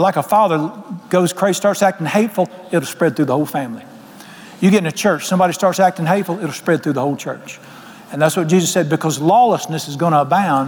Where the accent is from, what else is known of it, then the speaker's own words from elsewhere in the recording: Charlotte, North Carolina, United States; moved away; I was raised in Charlotte